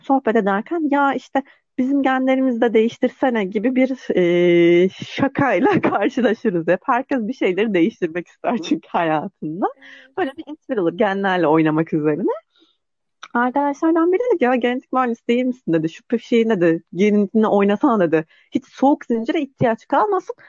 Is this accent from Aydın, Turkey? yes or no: yes; Aydın, Turkey; moved away as an adult; also born or lived in Istanbul; 1990'da Aydın'da doğdum. Ee, ailem hala daha Aydın'da yaşıyor